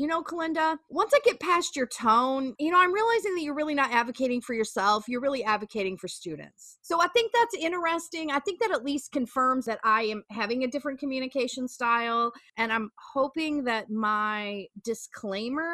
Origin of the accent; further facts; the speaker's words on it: Midwest, United States; I'm from the Midwest